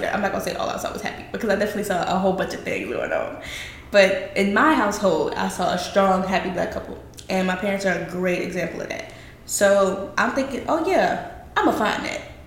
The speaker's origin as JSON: {"language": "English", "region": "the South", "country": "United States", "said": "down here in the good old South"}